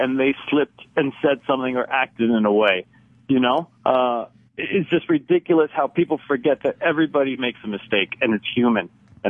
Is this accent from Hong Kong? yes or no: no; Cyprus; Right, I'm from Cyprus, Cypriot.